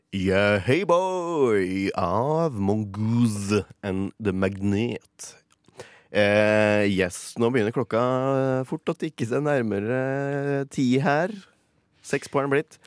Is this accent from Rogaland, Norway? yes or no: no; Mjøsa region, Innlandet, Norway; moved away; der vi kommer fra. Oppe i Mjøsregionen der.